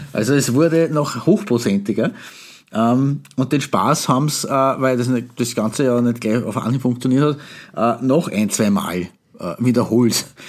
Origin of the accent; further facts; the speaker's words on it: Austria; hier bei uns in Österreich